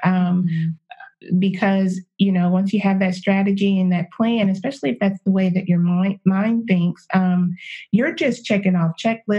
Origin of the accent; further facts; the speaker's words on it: East Texas, United States; also born or lived in California; growing up in the South